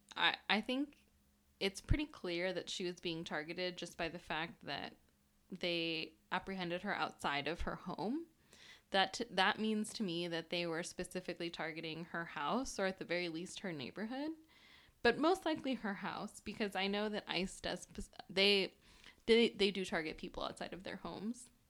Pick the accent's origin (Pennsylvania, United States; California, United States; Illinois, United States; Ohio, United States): California, United States; Bay Area; English is a second language; I grew up in the Bay Area